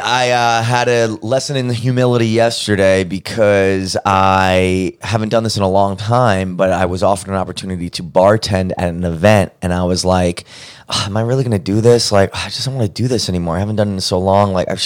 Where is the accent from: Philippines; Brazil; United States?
United States; New York City, New York; moved away as an adult; also born or lived in Arizona; now in Los Angeles, United States; Well, I'm from Brooklyn, New York. I've born and raised in Brooklyn. That's my big part of who I am. It's part of my identity, my shtick.